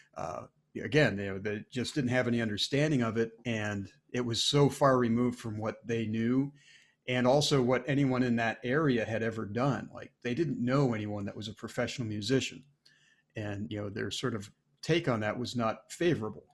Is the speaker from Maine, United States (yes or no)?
yes; Maine, United States; moved away; I grew up in Maine